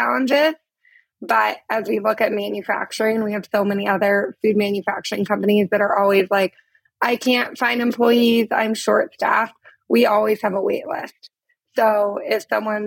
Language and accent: English; Portland, Oregon, United States; moved away as an adult; also born or lived in Uganda; Portland, Oregon is my hometown